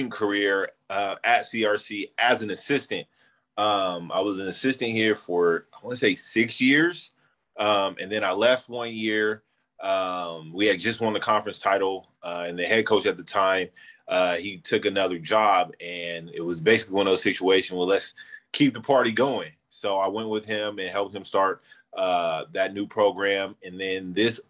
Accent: Sacramento, California, United States; also born or lived in Georgia / Ireland; I too are from the area, played at Valley High School, played my JC ball right here at Cosumnes River College

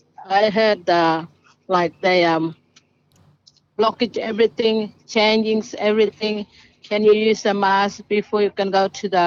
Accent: Elcho Island, Northern Territory, Australia; I'm from Elcho Island, and also my family clan is Darawango, and myself is family ….

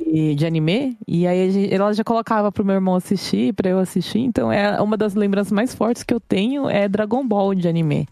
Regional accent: Brazil; now in Japan; Eu cresci no Brasil

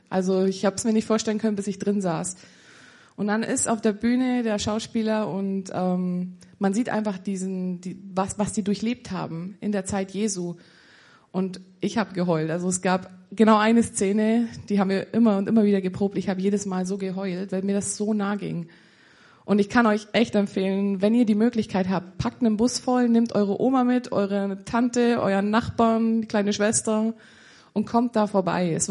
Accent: Füssen, Bavaria, Germany; ich bin 25. Ähm, genau, ich komme aus Bayern, bin der waschechte Bayer und ähm, komme aus der Umgebung Füssen.

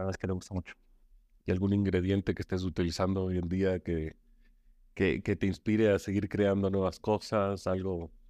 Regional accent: Chile; born there; yo nací en Chile, entonces soy mitad chileno, mitad ecuatoriano

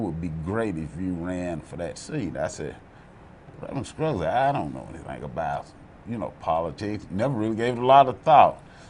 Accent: Franklin, Tennessee, United States; I was born here in Williamson County, Franklin. As a matter of fact, I was born right across the street from my old home place

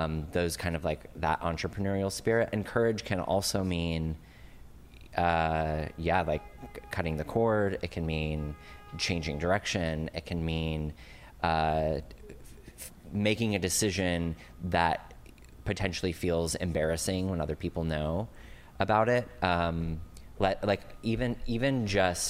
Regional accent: Fort Collins, Colorado, United States; moved away as an adult; also born or lived in Los Angeles / Frankfurt, Germany; now in New York, United States; I grew up in Colorado, so this is in Fort Collins, Colorado

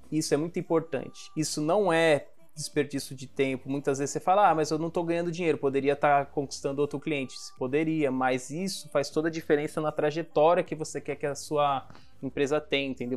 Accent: Guarujá, São Paulo, Brazil; also born or lived in São Vicente / Baixada Santista; Eu sou do Guarujá, e o meu primeiro emprego, eu ainda morava em São Vicente

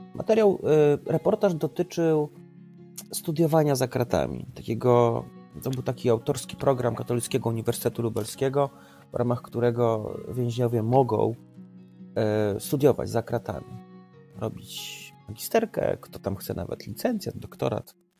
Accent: Trawniki, Lublin Voivodeship, Poland; obóz pracy w trawnikach mojej rodzinnej miejscowości

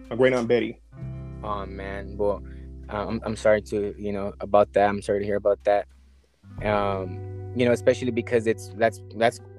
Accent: Los Angeles, California, United States; I'm from L.A.

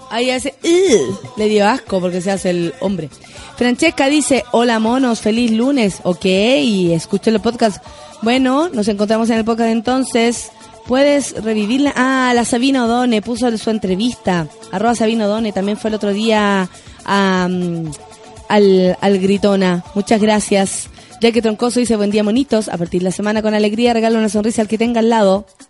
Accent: Chile; como chilenos

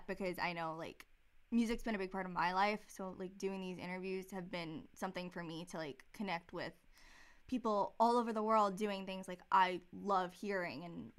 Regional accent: New York City, New York, United States; I grew up on Staten Island

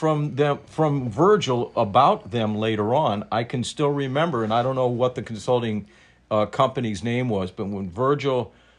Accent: Cleveland, Ohio, United States; moved away as an adult; also born or lived in South Dakota / Iowa / Buffalo; I got to come home to my hometown in the eighth or ninth largest TV market.

